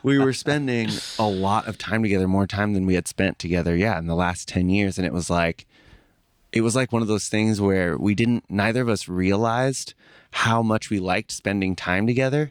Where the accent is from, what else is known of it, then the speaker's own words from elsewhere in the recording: San Francisco, California, United States; also born or lived in East Bay; growing up in San Francisco, I was born in the East Bay